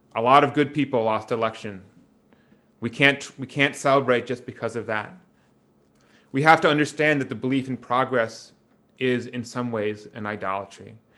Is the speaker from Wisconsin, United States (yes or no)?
yes; Wisconsin, United States; my hometown in Wisconsin